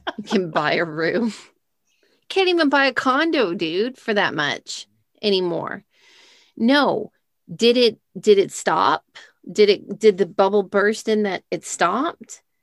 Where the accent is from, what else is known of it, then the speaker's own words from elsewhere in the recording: Texas, United States; We're from Texas